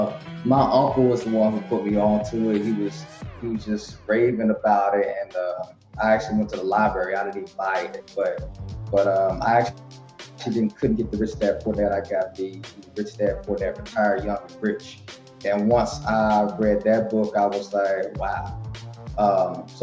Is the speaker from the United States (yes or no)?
yes; Tennessee, United States; moved away as an adult; now in Washington, D.C. area, United States; I'm from Tennessee. So right after I finished high school, I joined the military